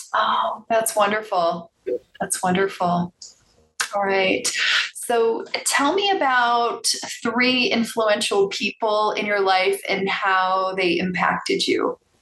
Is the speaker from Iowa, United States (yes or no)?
no; Chicago suburbs, Illinois, United States; I was born on the south side of Chicago, but I moved to the suburbs when I was seven.